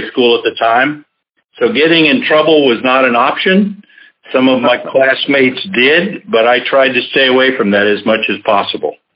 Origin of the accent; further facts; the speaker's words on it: Denver, Colorado, United States; also born or lived in Jacksonville; my first six years were here in Jacksonville. Uh, and then really, I guess I feel that I grew up more in Denver, Colorado than than any place.